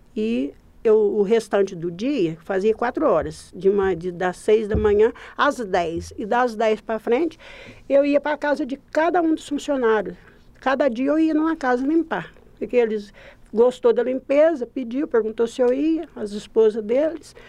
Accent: Passos, Minas Gerais, Brazil; sou daqui de Passos fui nascida na município da Usina Rio Grande. E é município de espaço mesmo. Então, nasci, fui criada lá

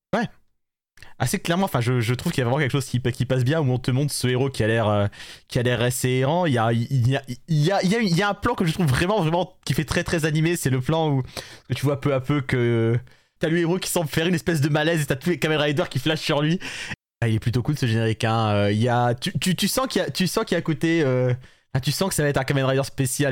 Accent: France; nous sommes français

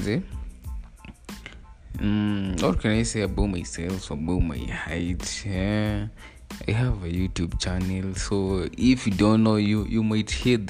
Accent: Kenya; I'm Kenyan, by the way. I'm Kenyan by the nationality

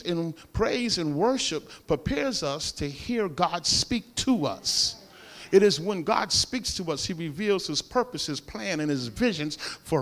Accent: Paterson, New Jersey, United States; I'm from Patterson

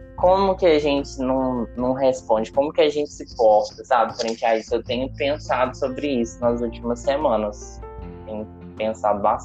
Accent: Ouro Branco, Minas Gerais, Brazil; moved away as an adult; now in Juiz de Fora, Brazil; eu tô morando em Juiz de Fora. E a Ana mora em Ouro Branco, né? Que também é minha cidade natal

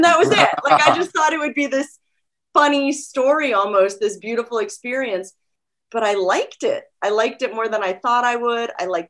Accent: Cape Cod, Massachusetts, United States; also born or lived in North Carolina / Washington, D.C.; Well, I was born in North Carolina, but I only lived there till I was three. So I really grew up in the suburbs of Washington, D.C. and Cape Cod, Massachusetts.

